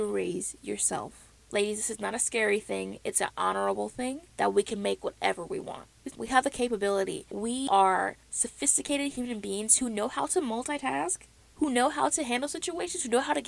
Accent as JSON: {"language": "English", "region": "the South", "country": "United States", "tie": "born or raised there", "accent": "South", "said": "I was born and raised in the South, the U.S. So if you ever hear South in my mouth, you know why"}